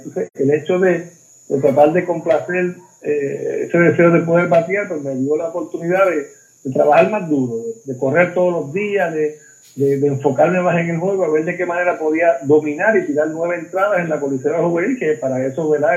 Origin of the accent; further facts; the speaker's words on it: Mayagüez, Puerto Rico; yo me crié, obviamente, soy nacido en Mayagüez